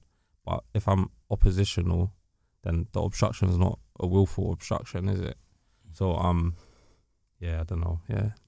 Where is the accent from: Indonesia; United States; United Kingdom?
United Kingdom; London; also born or lived in Finchley; I was born in Paddington Hospital.